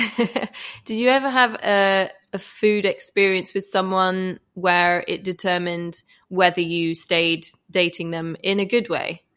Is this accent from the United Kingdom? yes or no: yes; Shepley, Yorkshire and the Humber, United Kingdom; I'm from Shepley